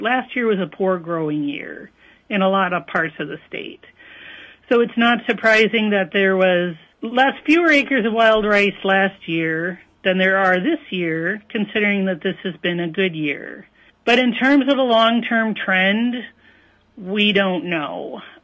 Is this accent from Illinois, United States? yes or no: yes; northern Illinois, United States; moved away as an adult; also born or lived in Wisconsin; now in Minnesota, United States; I grew up in northern Illinois, so I am a transplant